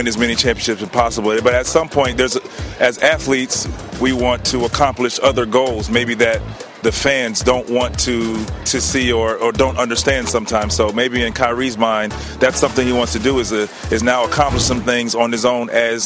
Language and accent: English; Daytona Beach, Florida, United States; my hometown of Daytona Beach